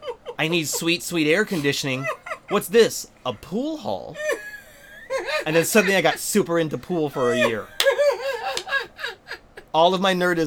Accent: Las Vegas, Nevada, United States; I grew up in Vegas, so it was hot.

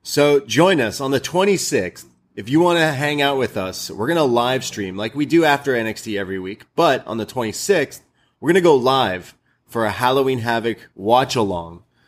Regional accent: Canada; we're Canadian

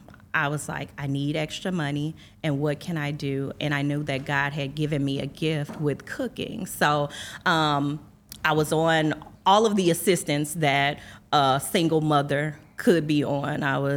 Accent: East St. Louis, Illinois, United States; I am from East St. Louis, the great East St. Louis, Illinois, the city of champions.

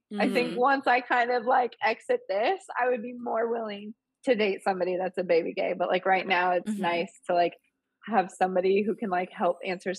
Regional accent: Indianapolis, Indiana, United States; I feel like I should attend like my hometown's Pride for the first time.

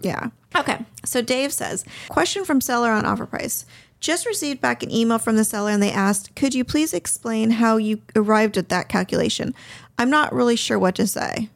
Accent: Southern California, United States; I grew up in Southern California.

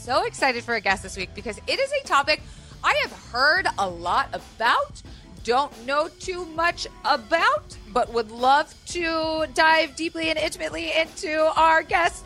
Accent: Florida, United States; I grew up in Florida where, you know, anything and everything was on the table

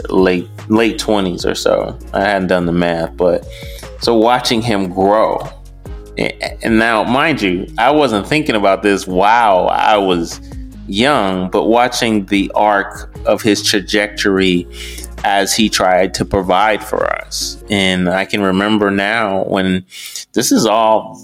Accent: Detroit, Michigan, United States; I grew up in Detroit

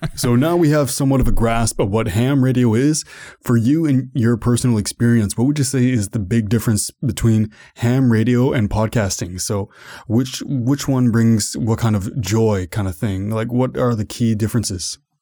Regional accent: Canada; I'm from Canada

